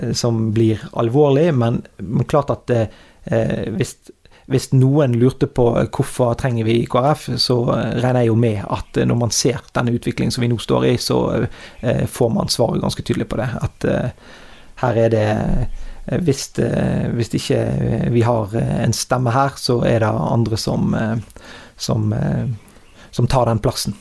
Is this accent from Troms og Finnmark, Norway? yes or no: no; Strilelandet, Vestland, Norway; jeg kommer ned fra Strilalandet her